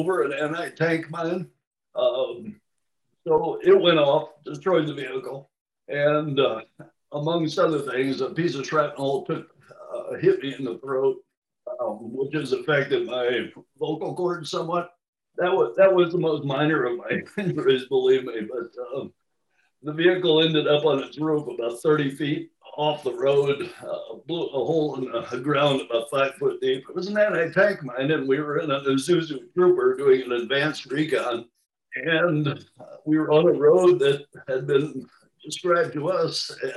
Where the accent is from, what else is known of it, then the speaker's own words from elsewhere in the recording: Nebraska, United States; accent: Midwestern; moved away as an adult; in the Midwest, Nebraska, the start of the Great Plains, 100 miles from anywhere. But it was a Midwestern upbringing. I think you could probably tell from my accent